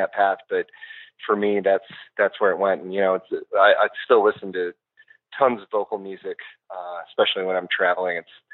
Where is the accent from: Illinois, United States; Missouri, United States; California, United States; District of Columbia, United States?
Illinois, United States; Western Springs; also born or lived in LaGrange, Illinois; I grew up in Western Springs, which is right next to it